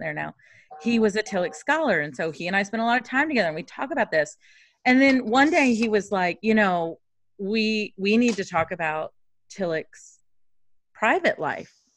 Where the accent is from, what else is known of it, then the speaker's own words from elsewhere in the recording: Kentucky, United States; I grew up in Kentucky, and I went to elementary school in Kentucky.